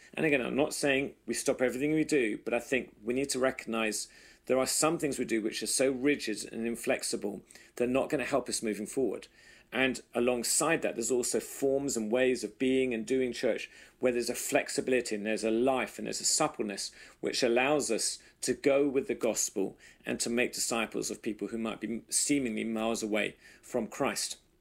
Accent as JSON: {"language": "English", "region": "England", "country": "United Kingdom", "moved": "yes", "lives_now": "United States", "said": "us as good English people, Brits in America"}